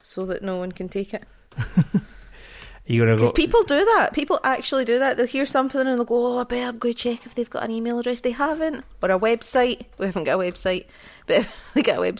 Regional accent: Glasgow, Scotland, United Kingdom; accent: Glaswegian; I sound very Glaswegian.

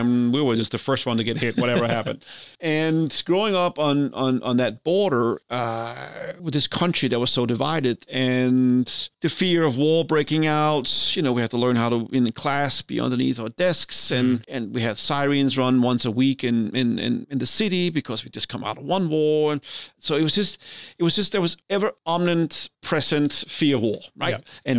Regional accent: Denmark; So as we've talked about before, I grew up in Denmark. I grew up in the 70s. This is a time when the Cold War is at its height.

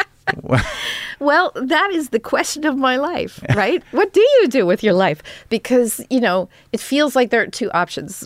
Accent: Los Angeles, California, United States; we grew up in Toluca Lake

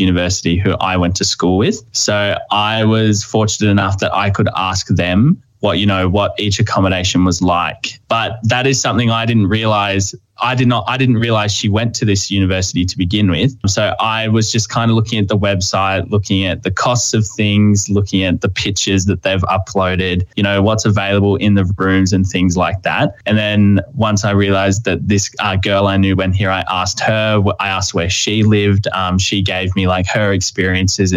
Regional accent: Gloucester, New South Wales, Australia; moved away as an adult; now in Wagga Wagga, Australia; So I'm from Gloucester, which is a really small town up north past Sydney. So it's around the like Tamworth, Armidale area.

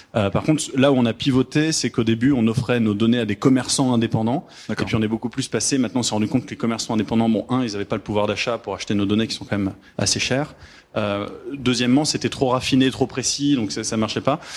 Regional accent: France; moved away as an adult; now in Montreal, Canada; on est des Français immigrés au Canada qui ont créé au Québec, qui ont créé une boîte au Québec

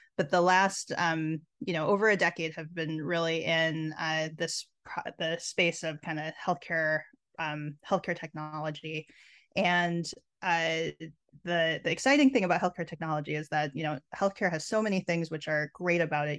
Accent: Minnesota, United States; growing up in Minnesota

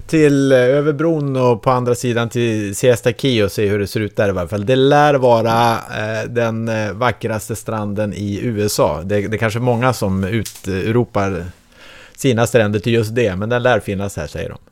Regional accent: Sweden; Som svensk

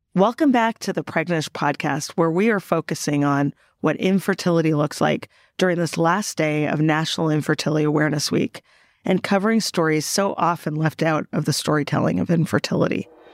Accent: Canada; moved away; I'm the Canadian, I'm the first generation Canadian with the European upbringing

